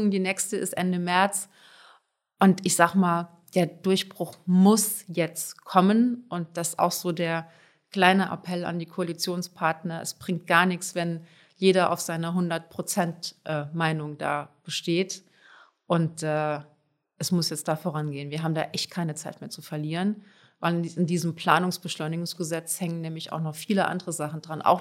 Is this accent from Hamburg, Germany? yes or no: yes; Hamburg, Germany; bin ich auch Hamburgerin, also Wasserwege spielen da eine ganz wichtige Rolle.